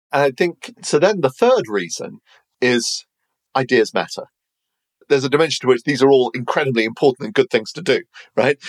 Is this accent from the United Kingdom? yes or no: yes; United Kingdom; I'm British